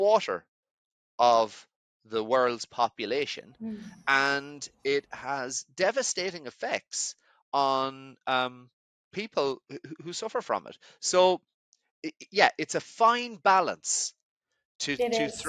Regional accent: Ireland; moved away as an adult; also born or lived in Edinburgh, Scotland; I grew up in Ireland

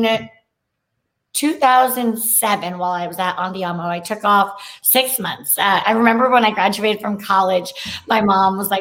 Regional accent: San Francisco Bay Area, California, United States; moved away; also born or lived in Chapel Hill, North Carolina; I am from the Bay Area

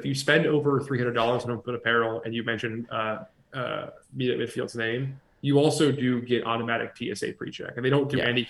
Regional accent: United States

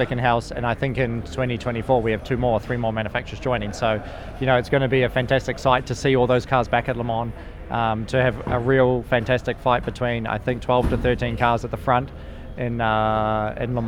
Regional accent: New Zealand; now in United States; being a Kiwi

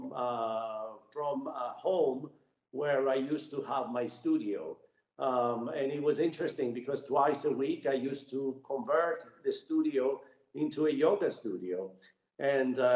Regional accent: Cyprus; I grew up in Cyprus, and as a child, you know, at the age of 7 years old, we had the Turkish invasion.

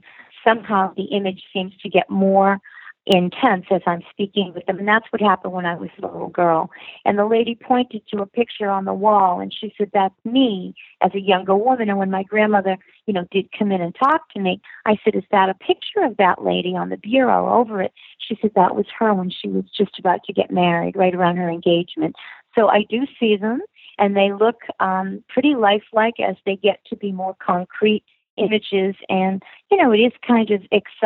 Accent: Boston, Massachusetts, United States; I was born and raised in Boston. I've always lived my life here

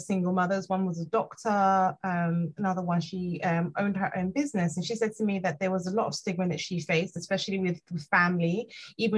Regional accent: Nigeria; moved away; I'm Nigerian

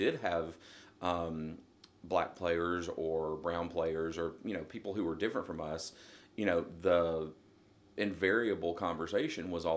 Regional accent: Blount County, North Alabama, United States; I grew up in North Alabama, kind of right between Huntsville and Birmingham

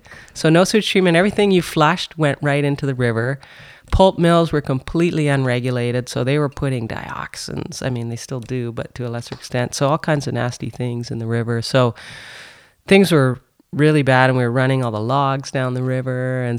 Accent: North Bay, Ontario, Canada; I grew up in North Bay

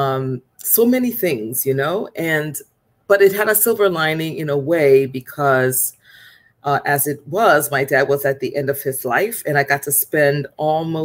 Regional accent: Liberia; also born or lived in North Carolina; now in New York, United States; I am from Liberia, West Africa

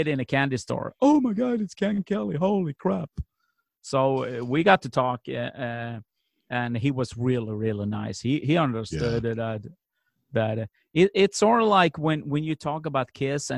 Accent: Sweden; we're two kids from Sweden

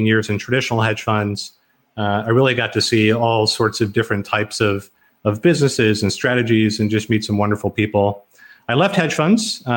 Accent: Garland, Texas, United States; moved away as an adult; also born or lived in Tokyo / Hong Kong / Southlake, Texas; I'm here in Southlake, Texas. I grew up in Garland, Texas, which is relatively nearby.

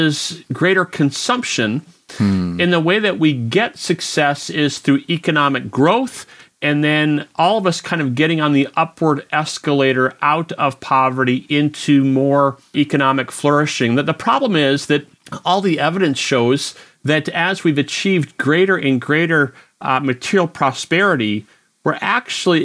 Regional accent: United States; as an American

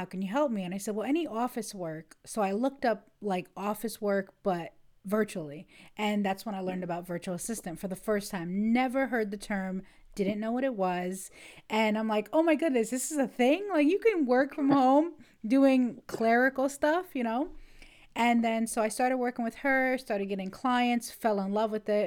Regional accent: New York, United States; now in Ohio, United States; I am from Ohio, originally from New York State

